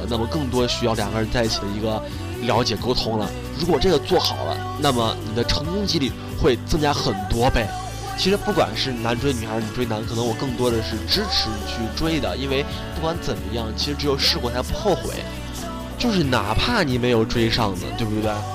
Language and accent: Chinese; China; 我们中国人中庸